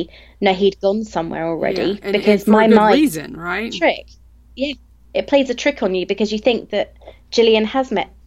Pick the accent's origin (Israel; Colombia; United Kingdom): United Kingdom; England; I'm English